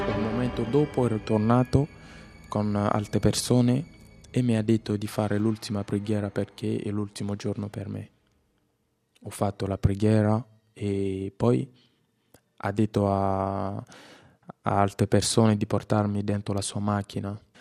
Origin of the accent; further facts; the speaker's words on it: DR Congo; Italian is a second language; moved away as an adult; also born or lived in Kinshasa; now in Italy; Vengo dalla Repubblica Democratica del Congo